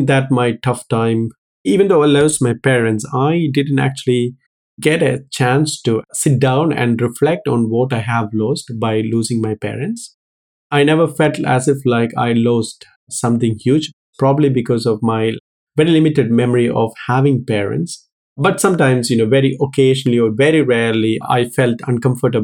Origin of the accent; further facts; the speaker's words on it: Kerala, India; moved away as an adult; now in United Kingdom; I was born in South India in a place called Kerala.